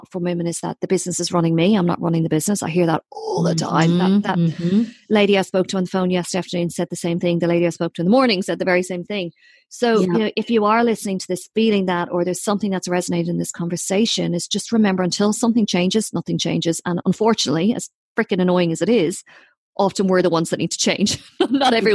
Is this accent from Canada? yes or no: no; Ireland; I'm too Irish